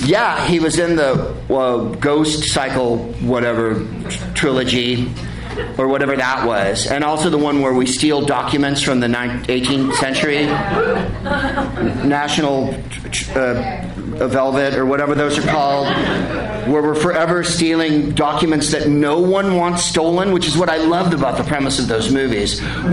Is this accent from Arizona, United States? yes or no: yes; Arizona, United States; born there; My whole family is from Arizona. I was born in Arizona. I know I shouldn't admit that to a hipster crowd. Obviously, I didn't grow up in Arizona